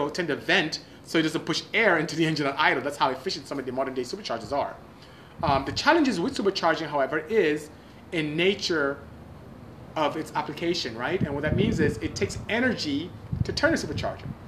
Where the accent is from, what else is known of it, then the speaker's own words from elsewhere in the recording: Port Harcourt, Rivers State, Nigeria; Thank you so much for joining. … from Port Harcourt, Nigeria. Good seeing you. Nigeria is where I'm from.